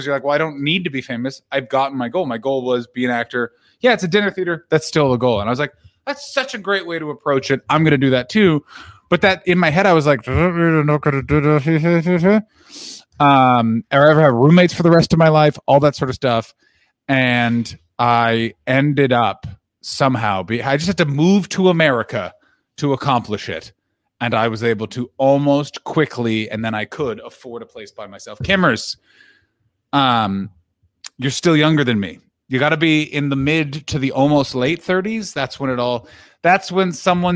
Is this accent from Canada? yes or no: yes; Ottawa, Ontario, Canada; also born or lived in Toronto / England; now in Los Angeles, United States; I'm from Ottawa. Actually, I'm from Toronto, but I grew up in Ottawa